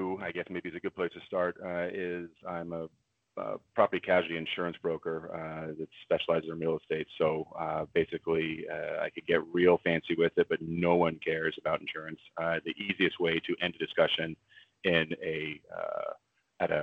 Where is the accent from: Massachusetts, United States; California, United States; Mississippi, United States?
California, United States; Newport Beach; I grew up in Southern California in Orange County. I will not call it the OC. I refuse for many reasons. I grew up in Newport Beach.